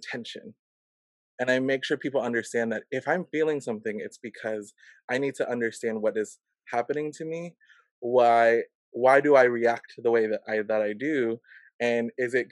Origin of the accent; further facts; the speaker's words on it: Silver Spring, Maryland, United States; I grew up in the Washington, D.C. area, Silver Spring, Maryland